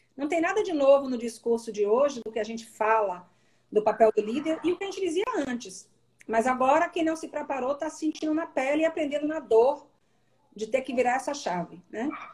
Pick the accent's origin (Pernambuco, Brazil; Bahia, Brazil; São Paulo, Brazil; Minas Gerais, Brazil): Bahia, Brazil; Salvador; moved away; eu sou baiana, sou natural de Salvador